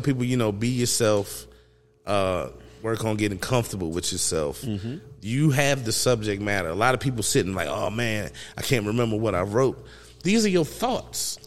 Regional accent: Emporia, Virginia, United States; I was raised in Emporia

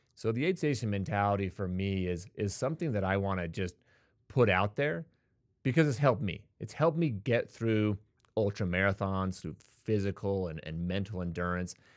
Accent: Bountiful, Utah, United States; I was born and raised in Utah

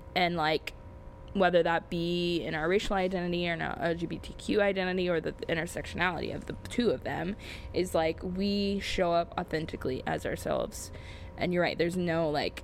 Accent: Dayton, Ohio, United States; now in Columbus, United States; I grew up an hour from here in, I'll say it, Dayton, Ohio. Uh, born and raised in Ohio

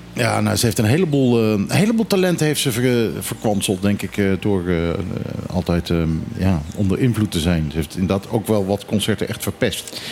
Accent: Curaçao; moved away; Ik heb zelf ook eh, als kind op Curaçao op school gezeten.

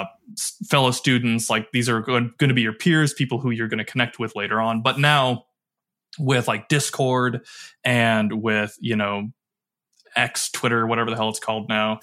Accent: Michigan, United States; also born or lived in Detroit / Kalamazoo; I grew up in Michigan, Detroit, Kalamazoo, or kinda like the main two spots that I did most of my growing up

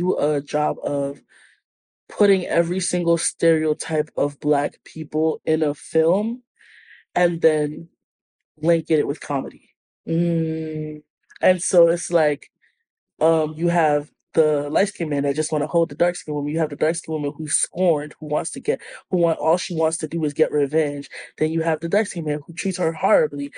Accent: New York, United States; I'm from New York

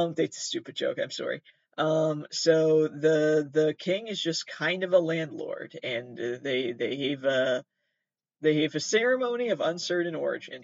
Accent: Massachusetts, United States; I'm from Massachusetts.

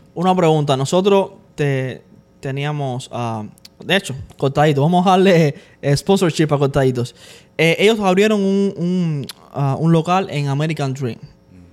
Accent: Cuba; nosotros somos cubanos

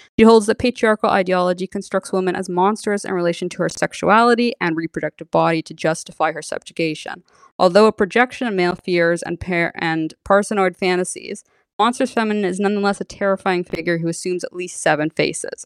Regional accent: San Francisco, California, United States; I am from San Francisco, born and raised

